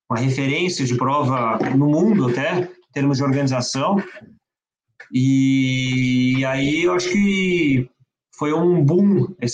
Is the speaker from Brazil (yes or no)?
no; France; born there; minha família toda de parte de mãe é francesa, eu mesmo nasci, eu nasci na França, eu viajava muito para França